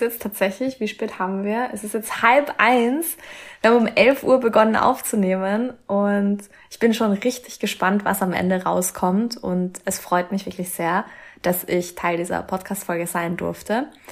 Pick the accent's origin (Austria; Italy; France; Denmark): Austria; bei uns in Österreich